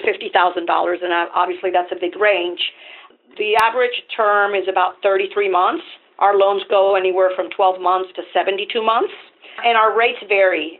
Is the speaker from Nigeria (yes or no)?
no; Venezuela; English is a second language; moved away as an adult; now in United States; I'm originally from Venezuela, so I'm an immigrant myself.